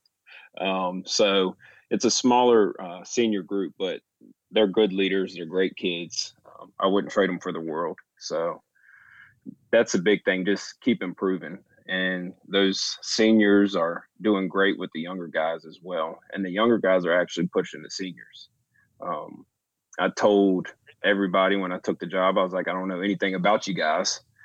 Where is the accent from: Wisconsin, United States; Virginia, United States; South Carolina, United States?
Virginia, United States; I'm from Raleigh, Virginia, so, um, I know my roots